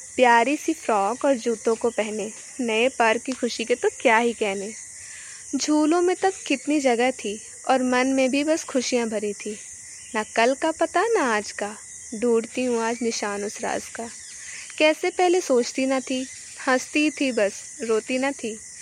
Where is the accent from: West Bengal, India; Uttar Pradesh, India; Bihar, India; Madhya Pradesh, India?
Uttar Pradesh, India; Amethi; मैं उत्तर प्रदेश के अमेठी ज़िले की रहने वाली हूँ